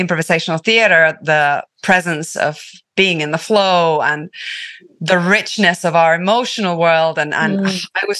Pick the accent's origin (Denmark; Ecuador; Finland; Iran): Finland; Tampere, Pirkanmaa; first language Finnish; English is a second language; moved away as an adult; also born or lived in London / San Francisco; I was born in the Nordic jungle in Finland, in Suomi. I grew up with the trees in a very small town.